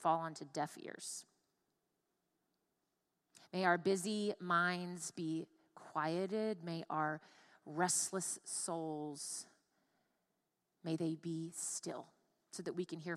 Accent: Tampa, Florida, United States; I grew up in Tampa, Florida, and was literally surrounded by water all the time

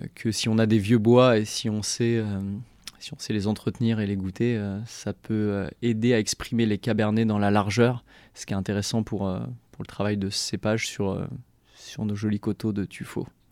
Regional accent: Chinon, Centre-Val de Loire, France; on a grandi à Chinon, mon frère comme moi

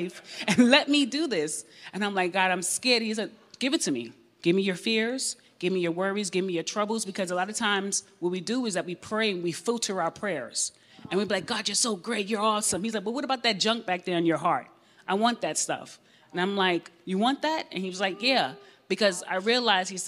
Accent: New York, United States; I'm from New York, born in the 80s

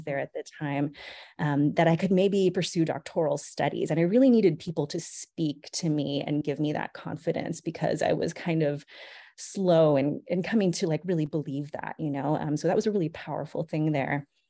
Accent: San Luis Obispo, California, United States; born or raised there; also born or lived in Monterey Park, California

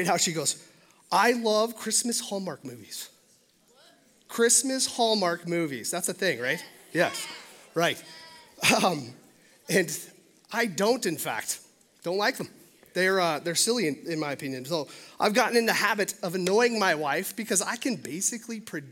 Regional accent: Billings, Montana, United States; also born or lived in Los Angeles; I'm born and raised in Billings, Montana. This is my home.

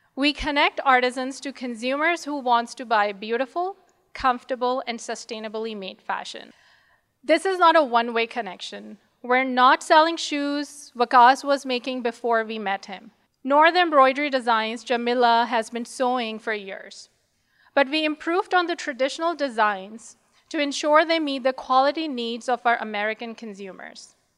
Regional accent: Pakistan; moved away; We're also originally from Pakistan

